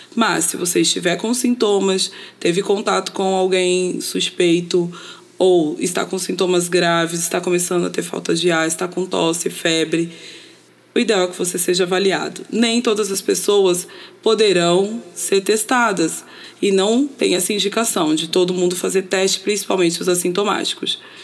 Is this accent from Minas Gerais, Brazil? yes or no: no; São Paulo, Brazil; now in Niterói, Brazil; sou paulistana, mas moro em Niterói, no Rio de Janeiro